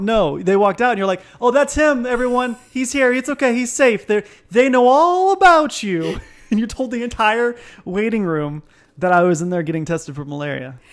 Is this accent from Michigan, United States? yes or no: no; Temecula, California, United States; also born or lived in Palm Springs; I was born in Palm Springs, but we lived here in Temecula